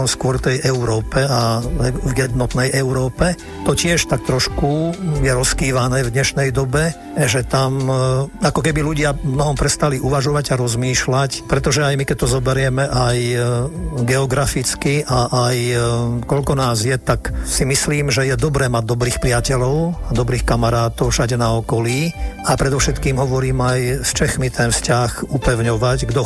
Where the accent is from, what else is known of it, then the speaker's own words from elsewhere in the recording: Slovakia; ja som ten pocit, že som Slovák mal a mám.